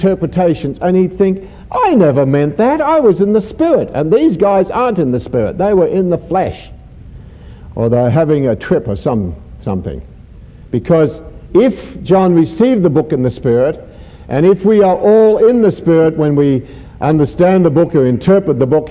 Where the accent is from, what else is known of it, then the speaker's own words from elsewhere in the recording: Australia; being an Australian